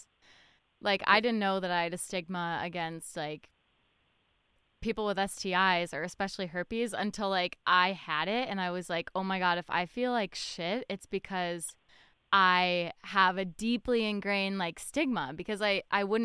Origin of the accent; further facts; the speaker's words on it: Fairfield, Connecticut, United States; we grew up in Fairfield, Connecticut, a bubble town